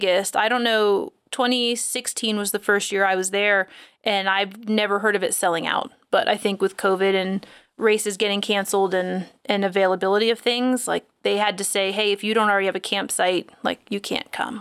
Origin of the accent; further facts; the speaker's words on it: Florida, United States; I'm from Florida.